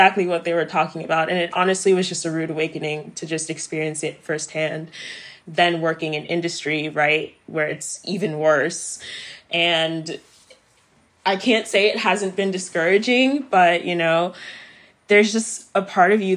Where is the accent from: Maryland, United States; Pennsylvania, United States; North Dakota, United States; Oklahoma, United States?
Maryland, United States; moved away as an adult; also born or lived in Silver Spring, Maryland / Cameroon; now in Los Angeles, United States; After my move to Maryland, I grew up there for the rest of my life before moving to Los Angeles.